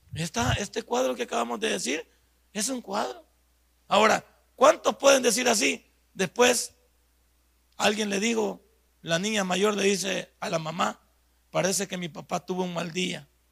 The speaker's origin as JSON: {"language": "Spanish", "country": "El Salvador"}